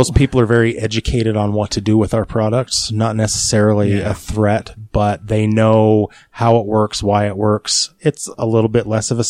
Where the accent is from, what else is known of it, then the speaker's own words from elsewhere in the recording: Sandy, Utah, United States; I grew up in Sandy.